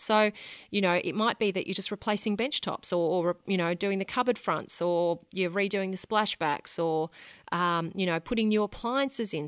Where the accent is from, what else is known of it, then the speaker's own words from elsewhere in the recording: Sydney, New South Wales, Australia; moved away as an adult; now in Brisbane, Australia; I was born and bred in Sydney, lived there until my late 20s